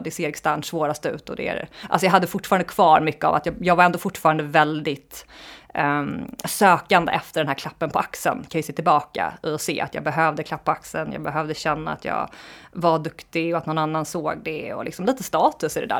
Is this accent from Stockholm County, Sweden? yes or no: yes; Lidingö, Stockholm County, Sweden; jag är uppvuxen i Stockholm, på Lidingö, en förort utanför Stockholm